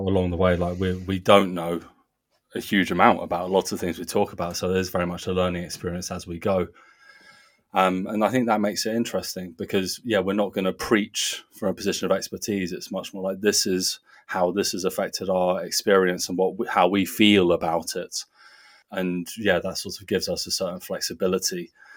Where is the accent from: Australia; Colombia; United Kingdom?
United Kingdom; Guildford, South East England; moved away as an adult; also born or lived in North Germany / Portland; now in Nuremberg, Germany; I am from Guildford in Surrey in southern England.